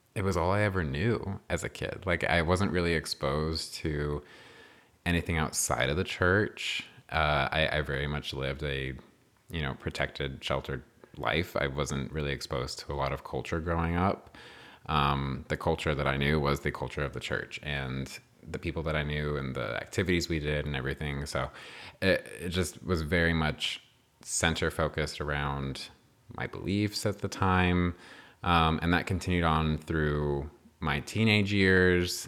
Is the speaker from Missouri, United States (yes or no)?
no; New Mexico, United States; I was born and raised in New Mexico